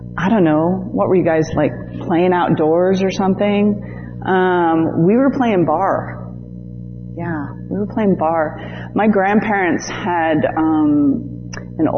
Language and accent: English; Connecticut, United States; moved away; also born or lived in Staten Island, New York / Chicago; I was born in Staten Island, New York, which I hear is now quite the meth capital, right? Which is, yes. Which is sad, but I moved to Connecticut